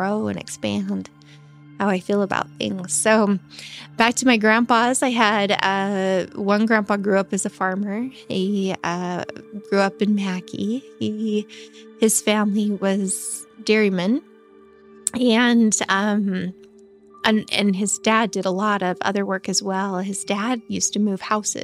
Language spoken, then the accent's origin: English; eastern Idaho, United States; also born or lived in Magic Valley, Idaho; now in Twin Falls, United States; I grew up in Idaho. I grew up over in eastern Idaho. I've lived the last 10, going on 11 years here in the Magic Valley.